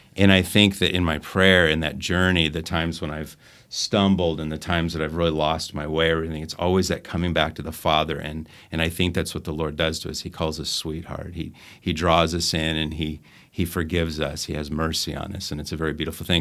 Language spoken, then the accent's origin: English; Phoenix, Arizona, United States; moved away; I'm from Phoenix, Arizona